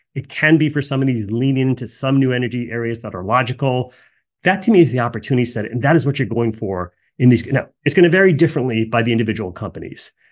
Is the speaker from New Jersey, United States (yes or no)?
yes; New Jersey, United States; I grew up in New Jersey